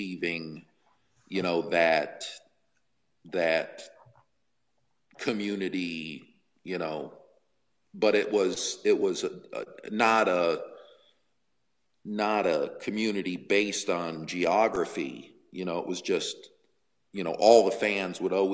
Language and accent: English; Cleveland, Ohio, United States; I grew up in the Cleveland radio market